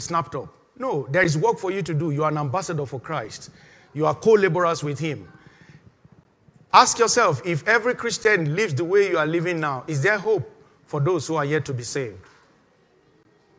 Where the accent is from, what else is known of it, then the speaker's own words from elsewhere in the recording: Nigeria; moved away; that's the country I came from